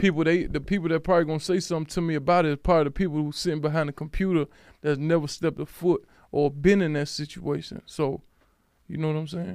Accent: Alexandria, Virginia, United States; I'm from Alexandria, Virginia

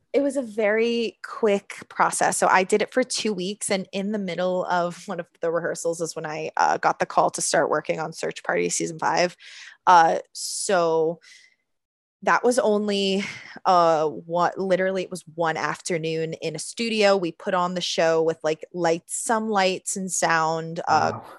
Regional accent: Orlando, Florida, United States; moved away as an adult; now in New York City, United States; I grew up in Orlando and have been doing theater in Orlando like since I was 10 years old

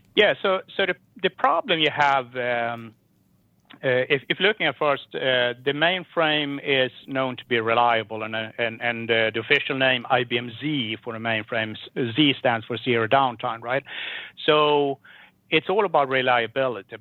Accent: Sweden; growing up in Sweden.

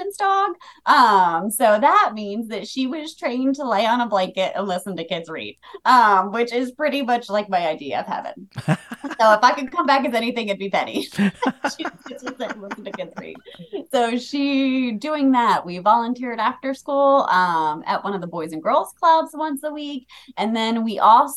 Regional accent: New Jersey, United States; moved away as an adult; also born or lived in Delaware; I'm originally from South Jersey

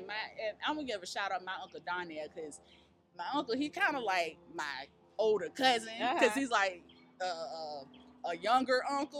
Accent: Virginia, United States; Virginia. Originally, North Virginia 757.

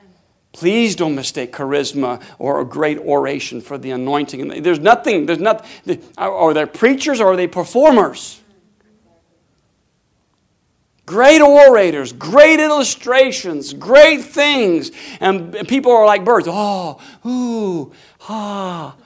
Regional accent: Tulsa, Oklahoma, United States; we're from Tulsa, Oklahoma.

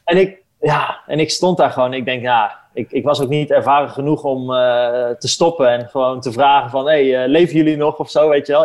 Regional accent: Netherlands; ik ben natuurlijk ben gewoon een Nederlander

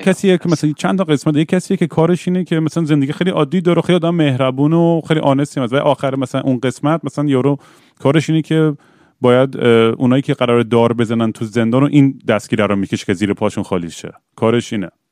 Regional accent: Tabriz, East Azerbaijan, Iran; moved away; برگردم تبریز

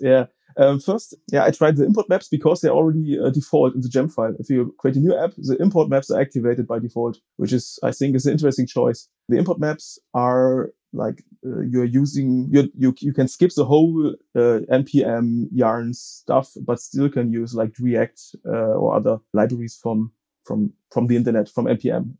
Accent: Frankfurt, Hesse, Germany; I'm from uh, Germany, Frankfurt am Main

